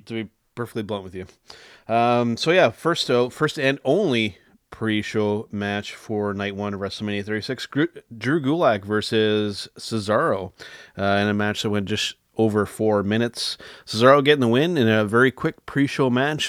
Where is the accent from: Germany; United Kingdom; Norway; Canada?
Canada; as a Canadian